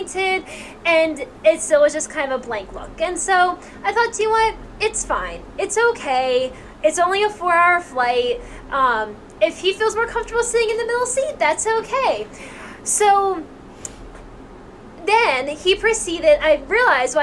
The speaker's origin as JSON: {"language": "English", "country": "United States", "said": "we as Americans really value personal space"}